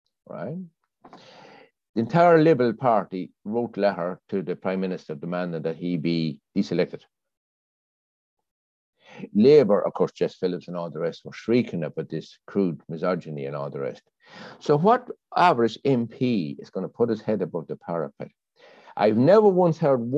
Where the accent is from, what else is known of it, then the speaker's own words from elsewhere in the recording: Ireland; now in London, United Kingdom; I grew up in Ireland, you see, in the 60s